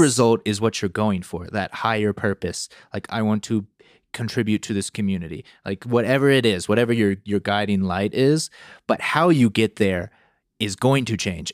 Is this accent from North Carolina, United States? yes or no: yes; North Carolina, United States; where I grew up in North Carolina